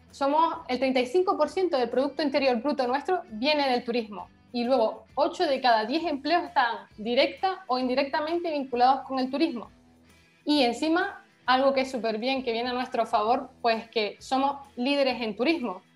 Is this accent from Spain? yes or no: yes; Canary Islands, Spain; moved away as an adult; now in Paris, France; Somos políticamente españolas, por lo tanto pertenecemos a la Unión Europea, pero geográficamente eh, africanas